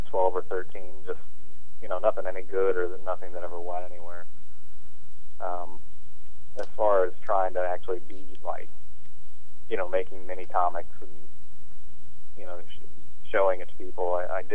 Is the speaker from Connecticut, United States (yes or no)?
no; Kansas, United States; moved away; also born or lived in western Illinois / Chicago; I'm from Kansas originally